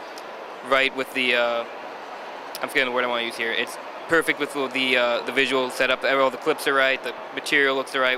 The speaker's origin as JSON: {"language": "English", "town": "Baldwin", "region": "New York", "country": "United States", "said": "I'm from Baldwin"}